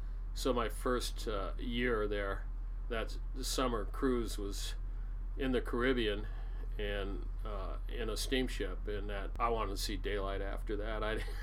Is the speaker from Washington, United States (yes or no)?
yes; Seattle, Washington, United States; I was born in Seattle, raised here. My parents were born and raised here, or my dad was. And big Seattle family.